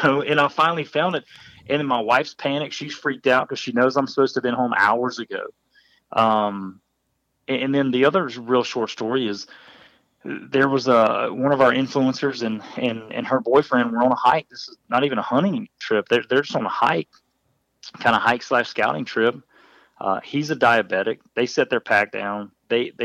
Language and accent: English; Midwest, United States; I grew up in the Midwest